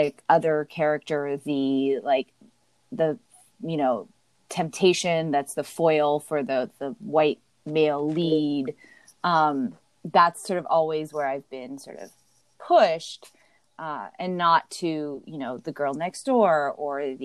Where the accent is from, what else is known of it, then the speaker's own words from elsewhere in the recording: Los Angeles, California, United States; moved away as an adult; also born or lived in New York; now in Fayetteville, United States; I actually live in a Navy town right now, but I grew up in Los Angeles.